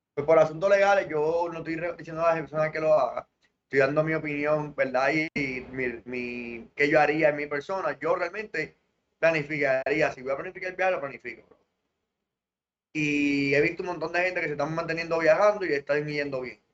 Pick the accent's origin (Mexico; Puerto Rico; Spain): Puerto Rico; somos territorio de Norteamérica